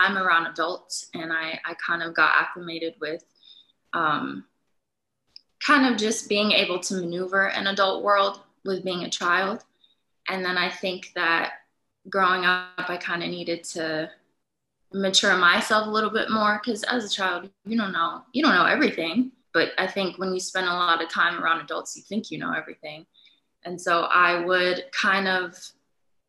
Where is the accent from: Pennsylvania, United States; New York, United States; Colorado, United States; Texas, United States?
Pennsylvania, United States; Pittsburgh; moved away as an adult; also born or lived in Detroit, Michigan / Los Angeles, California; now in California, United States; I was born in Detroit. But then when my parents got married, I was maybe like one or something, we moved to Los Angeles, California. And I was there till about eight. And then we moved to Pittsburgh